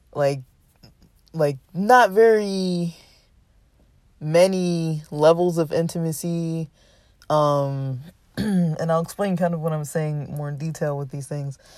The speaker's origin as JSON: {"language": "English", "country": "United States", "said": "Western American culture, we socialize in a certain way"}